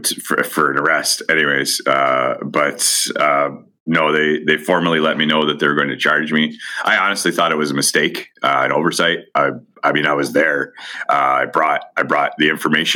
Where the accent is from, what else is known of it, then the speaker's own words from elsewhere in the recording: Niagara Falls, Ontario, Canada; my hometown of Niagara Falls